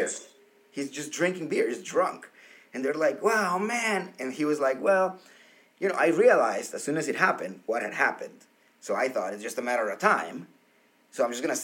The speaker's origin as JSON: {"language": "English", "country": "Colombia", "tie": "born or raised there", "moved": "yes", "said": "my house growing up in Colombia"}